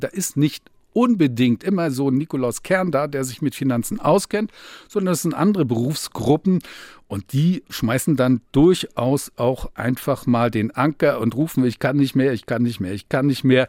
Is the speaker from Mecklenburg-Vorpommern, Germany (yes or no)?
yes; Rostock, Mecklenburg-Vorpommern, Germany; bei uns in Rostock